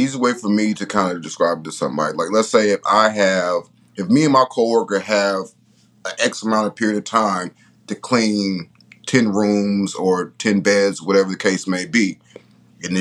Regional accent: Richmond, California, United States; I'm from Richmond

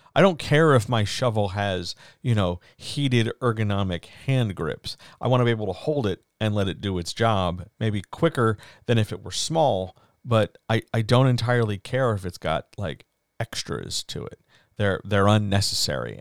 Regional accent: East Coast, United States; Growing up on the East Coast

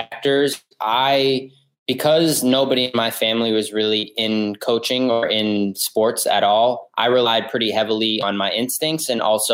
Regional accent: East Coast, United States; now in New Haven, United States; I'm originally from the East Coast

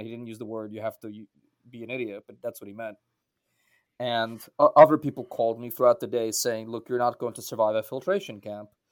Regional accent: United States; also born or lived in Central Asia / Ukraine / Belarus; I was born in Central Asia and reared in America, I grew up in the diaspora, and I grew up v-, very much in a Russian-speaking household

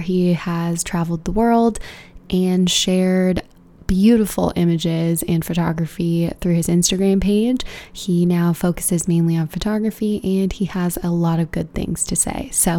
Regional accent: California, United States; Just Southern California, plain and simple. Born and raised my whole life.

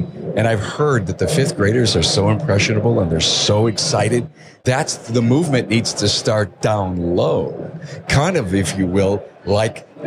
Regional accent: East Coast, United States; I'm from the East Coast.

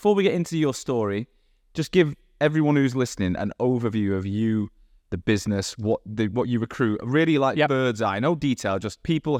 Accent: Manchester, North West England, United Kingdom; accent: Manc; moved away as an adult; I left Manchester when I was 18 and I either sound totally Manc or not Manc.

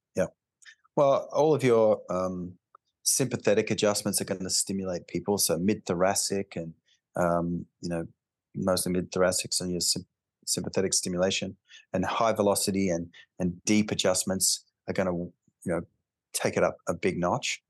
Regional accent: Alice Springs, Northern Territory, Australia; I grew up in Alice Springs, which is in the outback, like the real outback

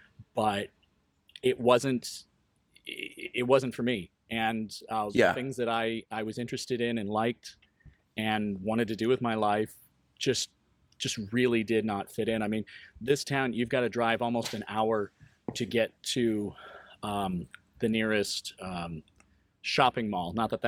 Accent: Quad Cities, United States; also born or lived in East Coast; Started out in the Quad Cities in the late 70s, early 80s. And then through job changes with my father, we ended up moving quite a bit. We ended up on the East Coast

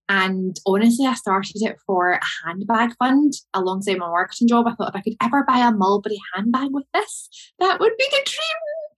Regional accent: Glasgow, Scotland, United Kingdom; I'm from Glasgow.

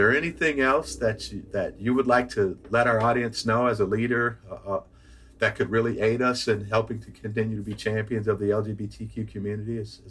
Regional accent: Iowa, United States; I was the only black person there. I'm used to that. I'm from Iowa.

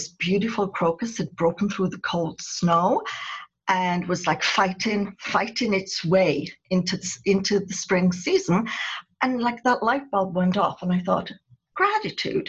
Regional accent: United Kingdom; moved away; I'm a Brit. And so we always have to look our best whenever we go out. That's something we were brought up to do as children

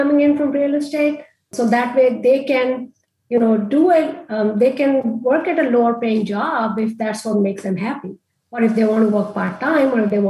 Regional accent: India; moved away; I grew up in India and in India, I grew up in a time where we didn't have credit cards

